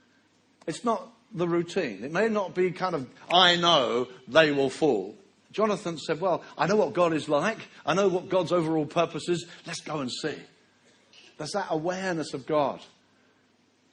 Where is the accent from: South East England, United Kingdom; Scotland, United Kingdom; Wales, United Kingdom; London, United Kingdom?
South East England, United Kingdom; Brighton; my hometown of Brighton, where I was raised